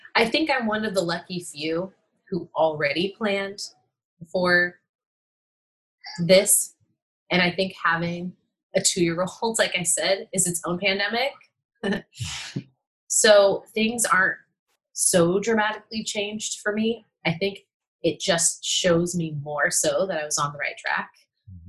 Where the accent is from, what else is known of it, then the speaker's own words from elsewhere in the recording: San Francisco, California, United States; I grew up in San Francisco